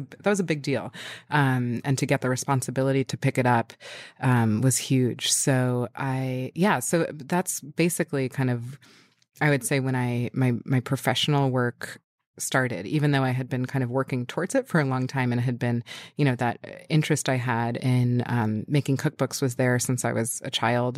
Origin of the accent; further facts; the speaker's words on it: New York City, New York, United States; moved away as an adult; also born or lived in Westchester / Brooklyn; I was born in Manhattan. Um, I was born at Beth Israel Hospital.